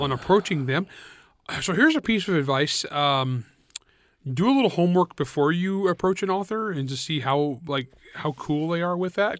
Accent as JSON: {"language": "English", "country": "United States", "said": "I'm an American."}